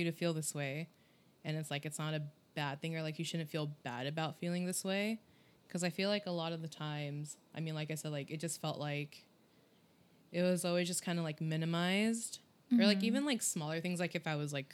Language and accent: English; United States; as a Filipino-American